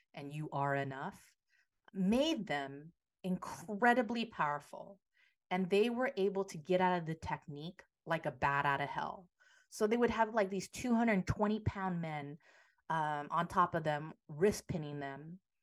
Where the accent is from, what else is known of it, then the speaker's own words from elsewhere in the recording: San Francisco, California, United States; I am a San Francisco native, uh, born and raised in the Yay area